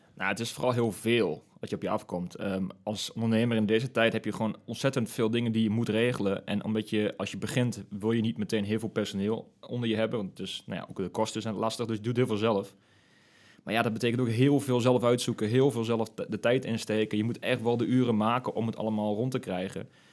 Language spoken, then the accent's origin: Dutch; De Lutte, Overijssel, Netherlands; also born or lived in Nijmegen; ik ben ook echt tukker in hart en nieren. En ik kom uit de Lutte oorspronkelijk.